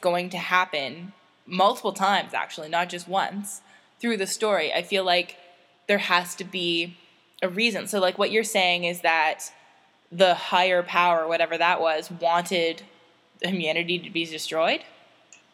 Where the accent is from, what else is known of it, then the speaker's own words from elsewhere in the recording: Canada; I say this as a Canadian who spends time in the States